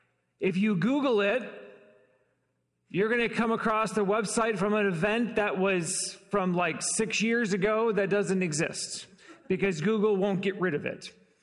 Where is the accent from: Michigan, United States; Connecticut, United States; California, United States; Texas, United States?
Michigan, United States; Detroit; also born or lived in Chicago / Los Angeles; now in Fort Wayne, United States; Been in Fort Wayne only about 6 years. We moved here from Chicago. We moved to Chicago from Los Angeles, and I'm originally from Detroit. We've been all over.